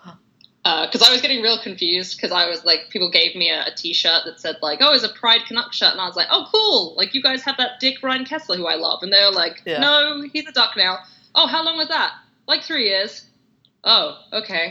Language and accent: English; England, United Kingdom; now in London, United Kingdom; I'm English